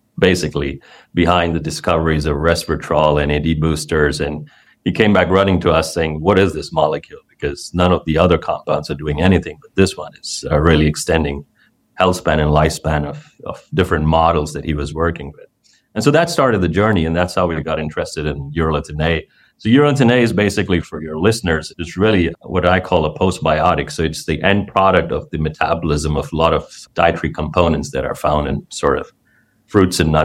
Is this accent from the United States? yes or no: no; India; moved away; growing up in India